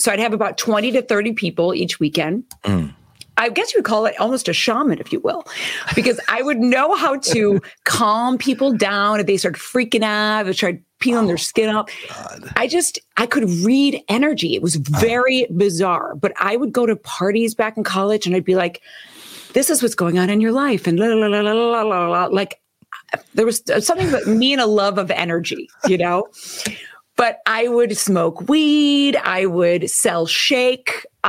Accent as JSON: {"language": "English", "town": "Chicago", "region": "Illinois", "country": "United States", "tie": "born or raised there", "said": "when I was a little girl growing up in Chicago, I went to Catholic school"}